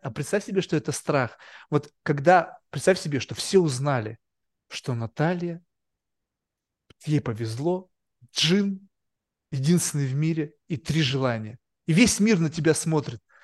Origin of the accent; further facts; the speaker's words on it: Russia; now in United States; я вырос в России